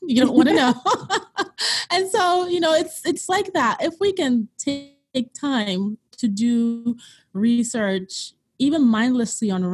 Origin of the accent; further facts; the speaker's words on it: Nigeria; moved away; I'm originally from Nigeria